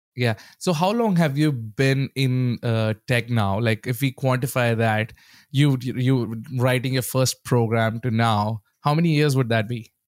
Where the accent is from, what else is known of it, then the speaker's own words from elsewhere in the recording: India; moved away; growing up in India, that was the only place we had some sort of internet access